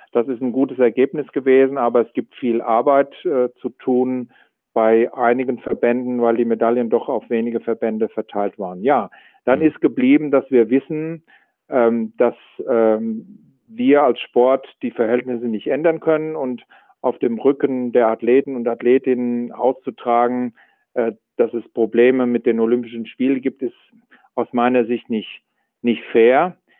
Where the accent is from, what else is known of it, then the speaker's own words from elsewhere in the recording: Germany; wir als Deutsche